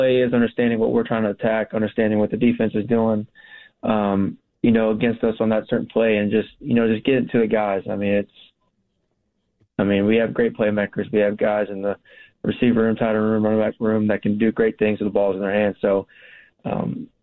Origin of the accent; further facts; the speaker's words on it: Texas, United States; We're both from Texas, or, you know, we like being in Texas